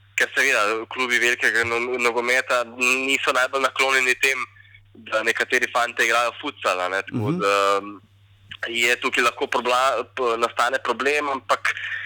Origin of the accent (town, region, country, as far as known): Slovenia